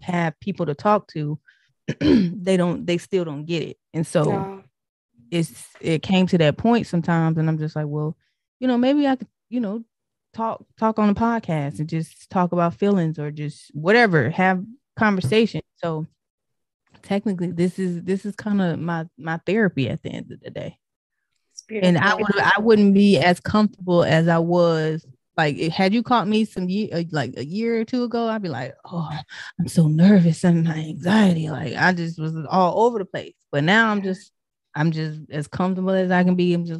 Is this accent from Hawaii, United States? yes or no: no; Tennessee, United States; also born or lived in Detroit, Michigan; I'm originally from Detroit, but I was raised in Tennessee, so I got more of the down south, southern type background.